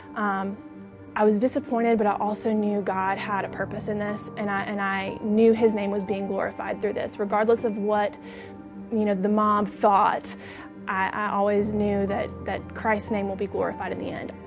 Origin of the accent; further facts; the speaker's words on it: Shreveport, Louisiana, United States; I'm twenty-two years old, and I'm from Shreveport, Louisiana